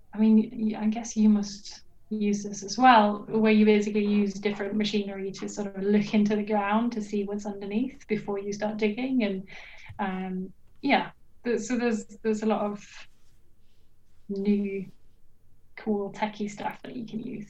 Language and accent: English; Norway; moved away as an adult; also born or lived in United Kingdom; now in Sweden; I'm originally from Norway, but right now I'm doing my PhD in Sweden